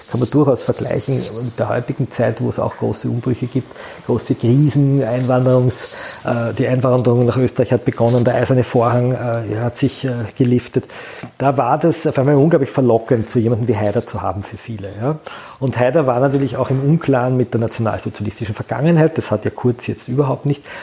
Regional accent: Cologne, North Rhine-Westphalia, Germany; Ich bin Kölner, wir haben da ein Wort für, das heißt Klüngel.

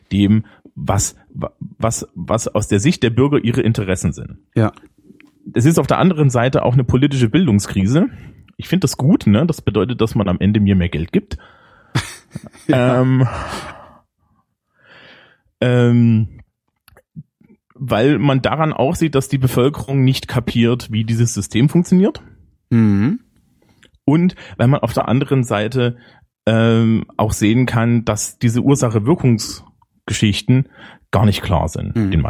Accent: Germany; ich bin Deutscher und logistische Probleme löse ich ordentlich.

